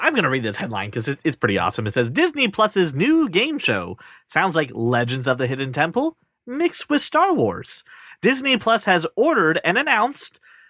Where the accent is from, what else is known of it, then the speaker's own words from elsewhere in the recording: United Kingdom; Schedule, because we're British.